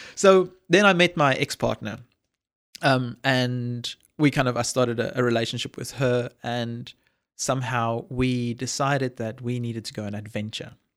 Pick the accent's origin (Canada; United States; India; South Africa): South Africa; a small town south of Johannesburg, Gauteng; moved away; I'm a Afrikaans boy grew up in a small town south of Johannesburg in South Africa